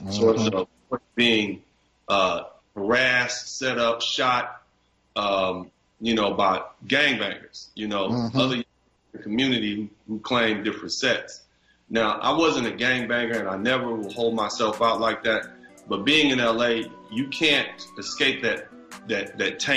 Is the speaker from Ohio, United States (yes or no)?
no; Los Angeles, California, United States; I was born and raised in Los Angeles, California.